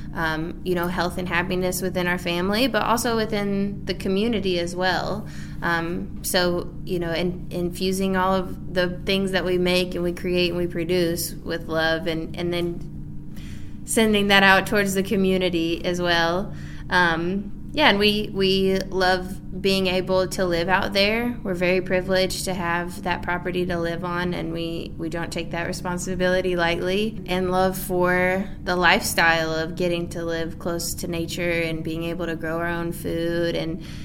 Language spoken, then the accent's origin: English; Maryville, Tennessee, United States; also born or lived in Walland, Tennessee; I was born and raised in Maryville, Tennessee